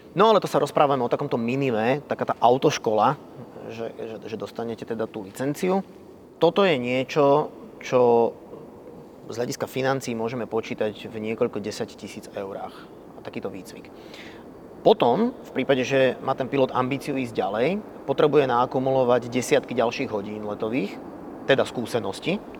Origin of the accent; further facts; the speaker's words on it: Banská Bystrica, Banská Bystrica Region, Slovakia; Som rodákom z Banskej Bystrice. Letecká základňa Sliač a letisko Sliač boli len pár kilometrov vzdialené od uh, môjho paneláku, v ktorom som vyrastal